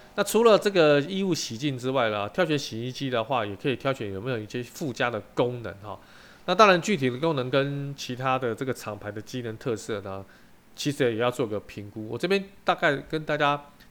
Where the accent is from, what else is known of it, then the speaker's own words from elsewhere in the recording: Taiwan; 我们台湾人民